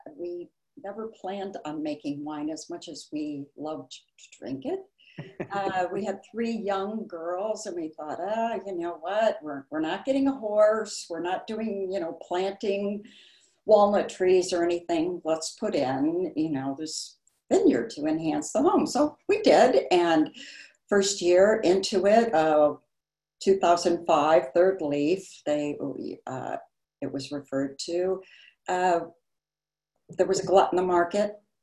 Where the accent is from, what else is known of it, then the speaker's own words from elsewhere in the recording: Chicago, Illinois, United States; moved away as an adult; also born or lived in Barrington, Illinois; now in Napa Valley, United States; I was born and raised in Chicago, uh, but as an older child, we moved out to the suburbs, and I went to Barrington High School